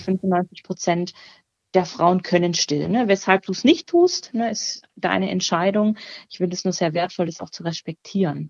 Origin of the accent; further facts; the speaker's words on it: near Baden-Württemberg, Germany; moved away as an adult; now in Cologne, Germany; Ich komme ursprünglich tatsächlich auch aus der Nähe von Baden-Württemberg